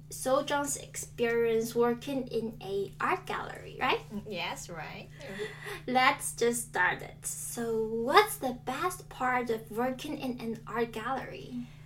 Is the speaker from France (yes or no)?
no; South Korea; I'm from South Korea.